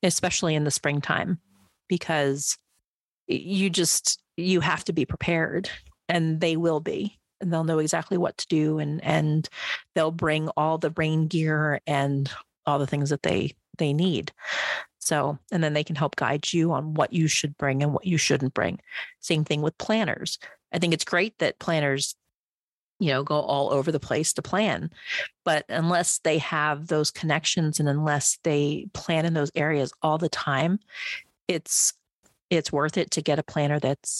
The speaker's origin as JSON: {"language": "English", "region": "East Coast", "country": "United States", "tie": "born or raised there", "moved": "yes", "said": "so I grew up on the East Coast"}